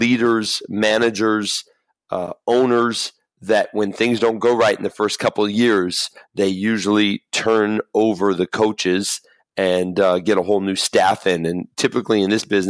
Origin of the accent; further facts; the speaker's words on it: Los Angeles, California, United States; I grew up in Los Angeles